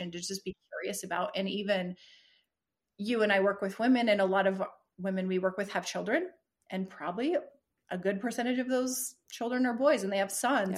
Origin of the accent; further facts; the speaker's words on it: United States; being American in this culture